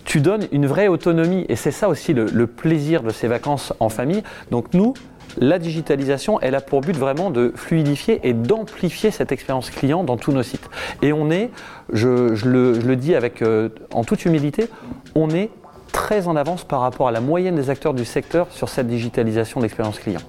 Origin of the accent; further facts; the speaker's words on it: Le Havre, Normandy, France; also born or lived in Harfleur; C'est là où je suis né, c'est là où j'ai grandi, c'est là où j'ai encore toutes mes attaches